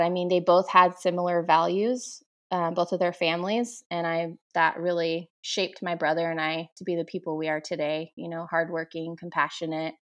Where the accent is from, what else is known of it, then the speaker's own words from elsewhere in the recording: Damascus, Oregon, United States; also born or lived in Portland, Oregon; I grew up, um, in a small town outside of Portland, about fifteen miles from Portland, um, and it's called Damascus